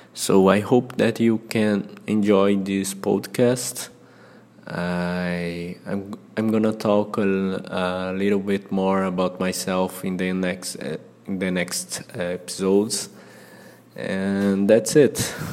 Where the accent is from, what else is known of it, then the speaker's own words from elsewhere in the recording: Fortaleza, Ceará, Brazil; English is a second language; I'm a Brazilian